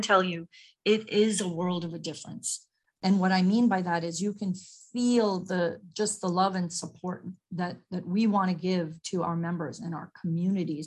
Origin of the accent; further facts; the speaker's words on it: New York, United States; also born or lived in Mumbai, India / Long Island, New York; growing up in Queens, New York